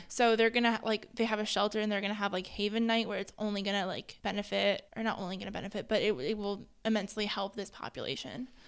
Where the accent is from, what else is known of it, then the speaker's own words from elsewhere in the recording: Hudson Valley, New York, United States; now in Ohio, United States; growing up in, like, the Hudson Valley